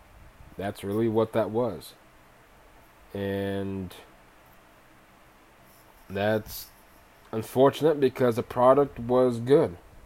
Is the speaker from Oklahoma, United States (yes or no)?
yes; Oklahoma City, Oklahoma, United States; moved away as an adult; also born or lived in Arizona / Kansas / Kentucky; Many of you may know I am from Oklahoma City, born and raised. I did live in other states, Arizona, Kansas, and then spent some time in Kentucky. And that was for college and for football.